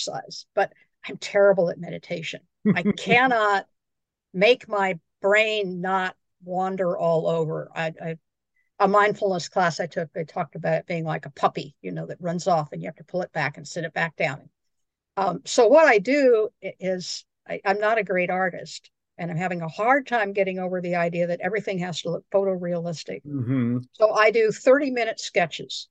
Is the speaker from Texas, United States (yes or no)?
no; Idaho, United States; I grew up in Idaho.